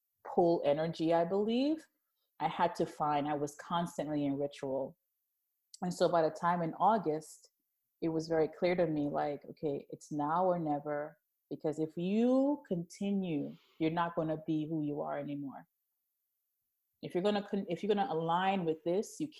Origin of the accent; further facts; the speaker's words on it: New York City, New York, United States; also born or lived in Jamaica; I'm from Jamaica originally, was born there, raised mostly in Brooklyn